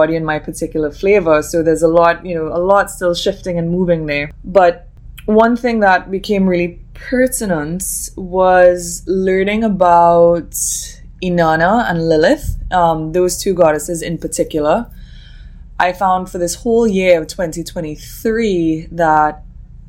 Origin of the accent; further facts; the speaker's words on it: Trinidad & Tobago; I'm from Trinidad and Tobago.